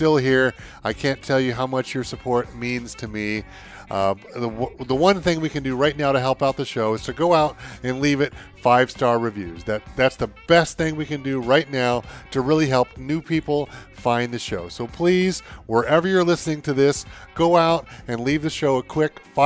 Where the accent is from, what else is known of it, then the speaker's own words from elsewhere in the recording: United States; I'm American